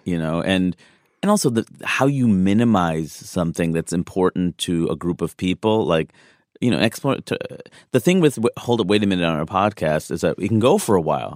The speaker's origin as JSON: {"language": "English", "region": "East Coast", "country": "United States", "said": "I'm from the East Coast"}